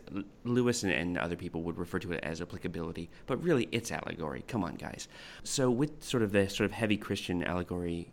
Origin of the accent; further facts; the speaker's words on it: Canada; moved away as an adult; now in Australia; growing up in Canada until I was 20